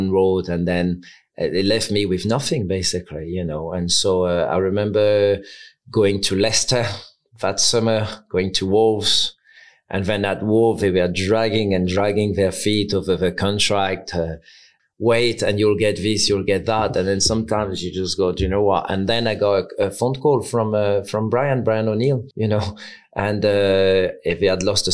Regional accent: Caen, Normandy, France; English is a second language; moved away as an adult; now in England; my club was my hometown, Caen

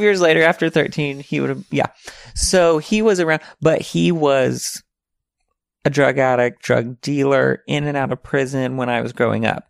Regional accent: Arkansas, United States; moved away; The other ones live in Arkansas. One lives in my hometown in, like, right next to my mom

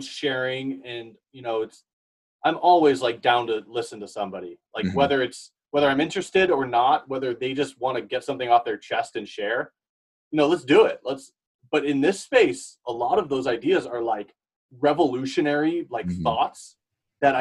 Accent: United States; I grew up in this area.

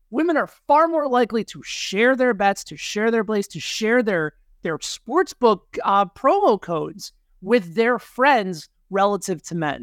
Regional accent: Chicago, Illinois, United States; moved away as an adult; now in Kansas City, United States; Danny and I grew up together in the Chicagoland area

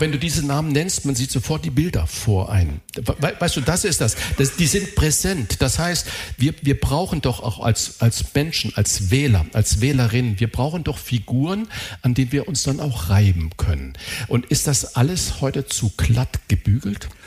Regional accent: Saarland, Germany; ich bin Saarländer

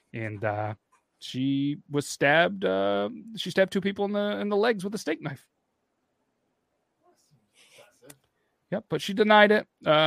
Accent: New York, United States; We're from New York as well. But not that one

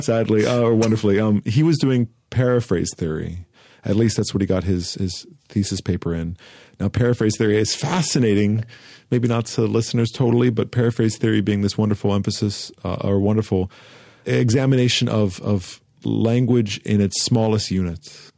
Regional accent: Santa Monica, California, United States; Santa Monica, where I grew up on Southside Santa Monica, was very much Dogtown

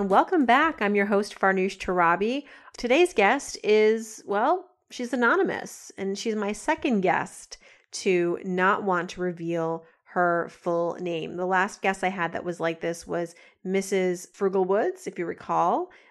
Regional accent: Canada

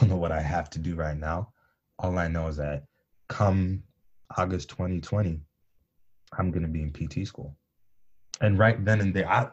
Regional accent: Michigan, United States; growing up in Michigan

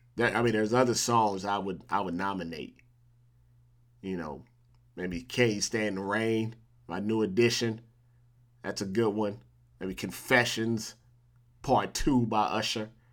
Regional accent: Missouri, United States; now in California, United States; I'm from Missouri

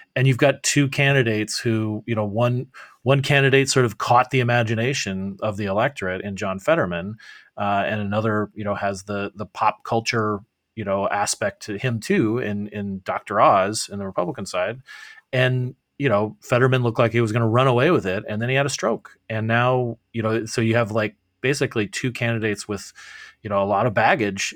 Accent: Arizona, United States; my home state of Arizona

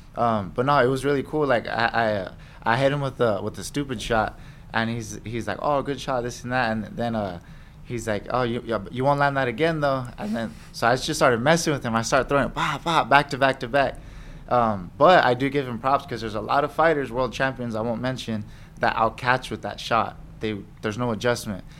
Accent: United States; I was born in America

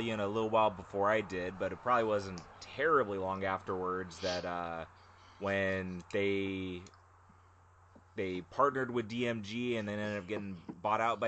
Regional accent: California, United States; moved away as an adult; now in Maine, United States; I'm from California

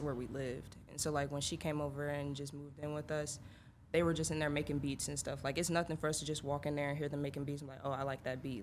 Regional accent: Atlanta, Georgia, United States; also born or lived in Illinois; I'm from Atlanta. I moved there my sophomore year of high school

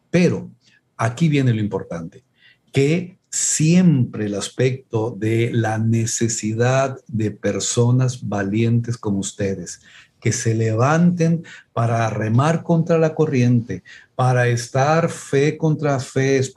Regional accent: Mexico; es que somos pobres, es que no podemos, es que somos mexicanos

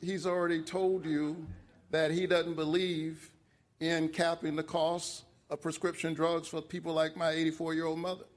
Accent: Savannah, Georgia, United States; I grew up about a mile from here in the Caton Homes housing projects

